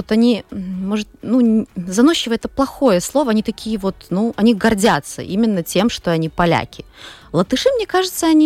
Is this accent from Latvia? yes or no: yes; Daugavpils, Latgale, Latvia; Все, кто родились в Даугавпилсе, выросли. Я родилась еще в советское время, поэтому у меня в семье нету русских, но русский он просто как вот как, как с воздухом